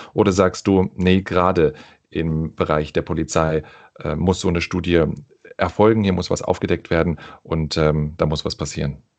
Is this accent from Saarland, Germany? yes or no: no; Tegernsee, Bavaria, Germany; aus Tegernsee. Ich bin gebürtiger Deutscher